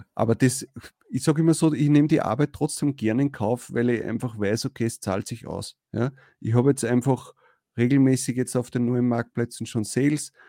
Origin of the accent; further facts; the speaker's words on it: Austria; als Österreicher